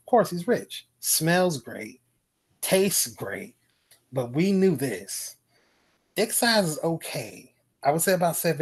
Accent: Jacksonville, Florida, United States

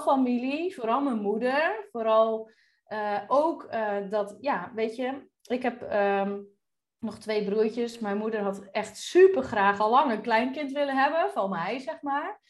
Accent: Drenthe, Netherlands; moved away as an adult; also born or lived in Groningen; now in Curaçao; opgegroeid in Drenthe.

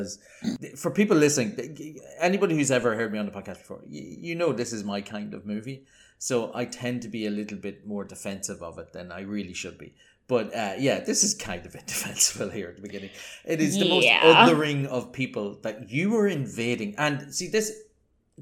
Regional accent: Ireland; I'm Irish

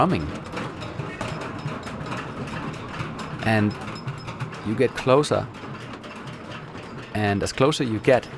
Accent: Denmark; from Denmark

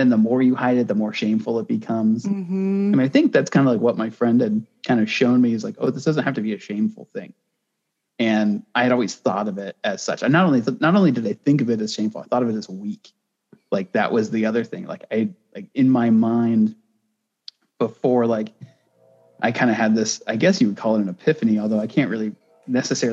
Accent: United States; I was born in America

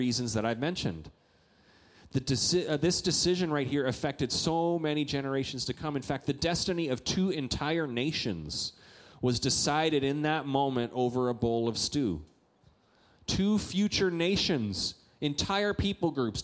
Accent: Canada; moved away; I'm a Canadian

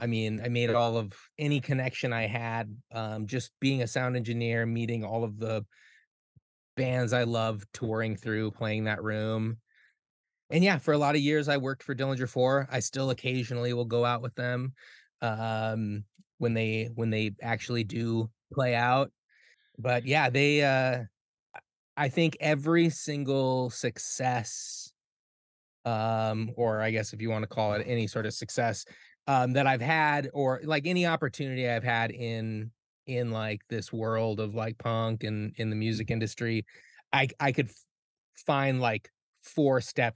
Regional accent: South Dakota, United States; moved away as an adult; now in Minneapolis, United States; the reason why I moved to Minneapolis from South Dakota when I graduated high school was because I knew that's where they were.

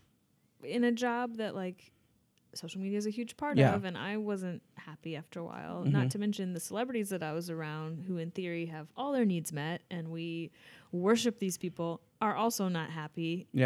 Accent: Midwest, United States; moved away; I'm from the Midwest.

